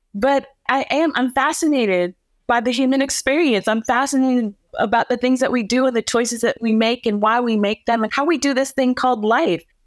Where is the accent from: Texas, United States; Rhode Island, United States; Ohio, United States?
Ohio, United States; Canton; moved away; also born or lived in Houston / Chicago; I was raised in Canton, Ohio, which is a small little mill town in Ohio in the middle of the Midwest.